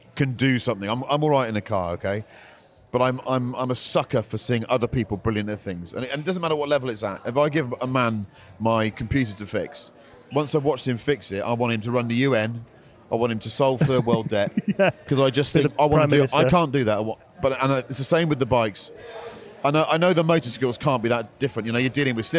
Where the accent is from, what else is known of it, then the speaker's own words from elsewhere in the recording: Bristol, South West England, United Kingdom; I'm from Bristol. We don't have cobs